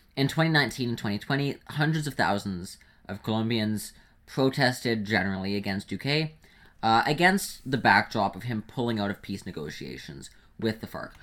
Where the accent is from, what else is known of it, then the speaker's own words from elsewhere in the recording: Canada; being a Canadian